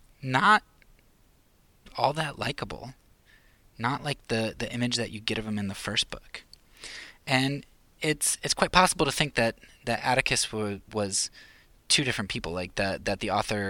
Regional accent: Pennsylvania, United States; moved away; I'm from Pennsylvania

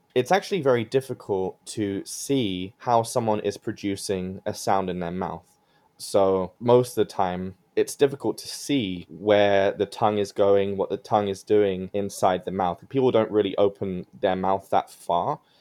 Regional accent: London, United Kingdom; moved away as an adult; now in Michigan, United States; I am from London, UK, and it's a city of immense diversity.

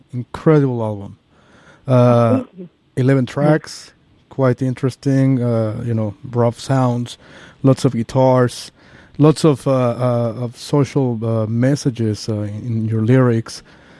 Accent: Mexico City, Mexico; also born or lived in New York; now in San Francisco, United States; I used to live in New York too, by the way, because I'm from Mexico City.

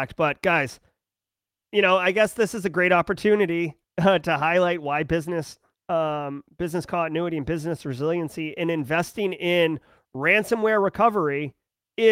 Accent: New England, United States; I am from New England

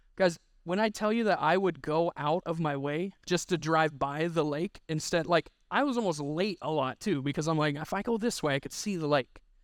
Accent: Missouri, United States; I'm from Missouri

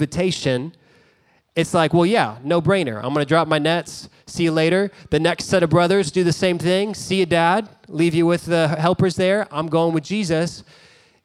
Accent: Dallas, Texas, United States; I grew up in Dallas. I love Dallas.

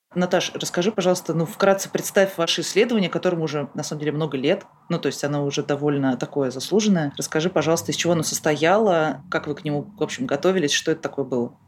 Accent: Moscow, Russia; Я из Москвы

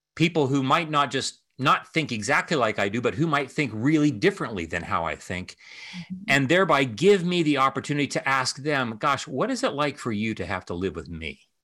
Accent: Ohio, United States; moved away; my home state of Ohio

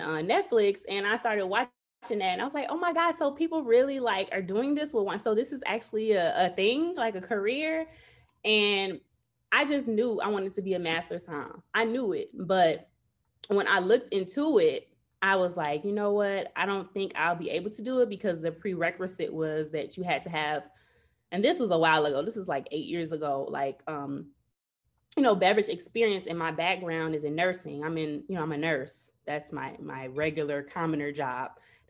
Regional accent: Chicago, Illinois, United States; I'm from Chicago, born and raised.

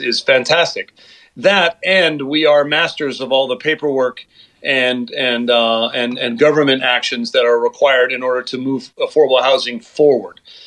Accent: Los Angeles, California, United States; in Venice Beach, California, and that is my hometown. I'm still living there.

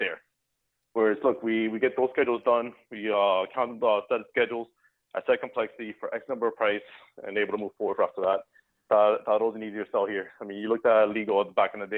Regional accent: Miami, Florida, United States; I grew up in Miami, Florida, as did my co-founder, to a Cuban family

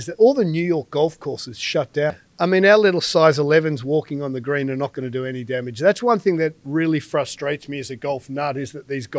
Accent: England, United Kingdom; Obviously, Rosemary's Colombian heritage, and I'm very English, pale skin.

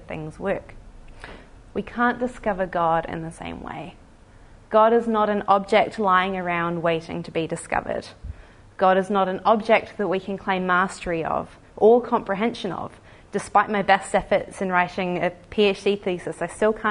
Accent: New Zealand; we like to think of Australia as our distant cousin, the West Island. I haven't been mocked too much for my accent

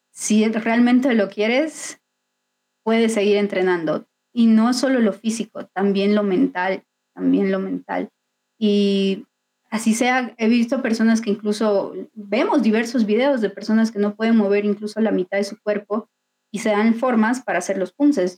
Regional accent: Bolivia

